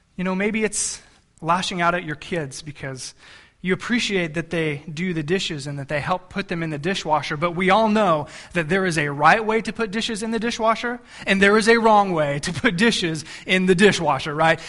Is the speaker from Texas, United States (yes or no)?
yes; South Texas, United States; I grew up in South Texas, right by the ocean